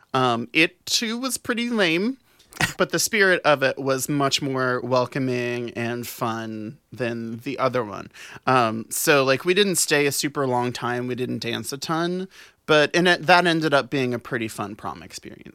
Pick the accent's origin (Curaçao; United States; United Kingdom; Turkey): United States; New Orleans, Louisiana; moved away as an adult; now in Los Angeles, United States; I grew up in New Orleans, born and raised